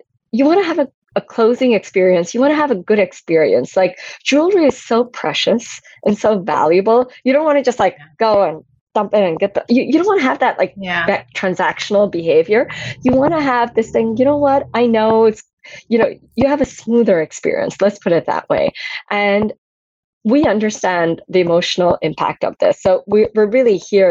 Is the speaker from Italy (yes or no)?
no; Antwerp, Flanders, Belgium; I grew up in Belgium, Antwerp, center of the diamond world.